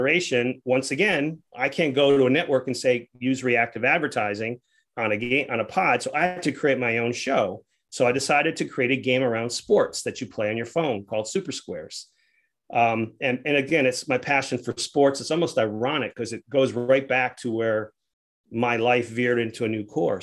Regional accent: Rhode Island, United States; moved away; also born or lived in Atlanta; I'm a kid from Rhode Island

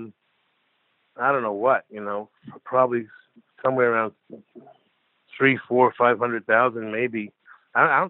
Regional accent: United States; I'm an American

